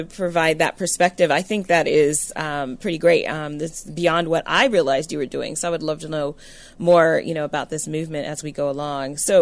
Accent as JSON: {"language": "English", "region": "California", "country": "United States", "tie": "born or raised there", "moved": "yes", "said": "I was born and raised in California."}